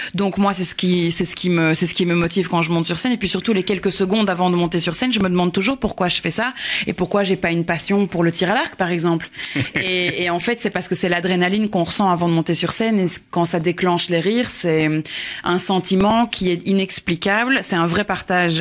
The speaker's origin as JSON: {"language": "French", "country": "Belgium", "accent": "Belgian", "moved": "yes", "lives_now": "Paris, France", "said": "je suis, je suis belge à la base"}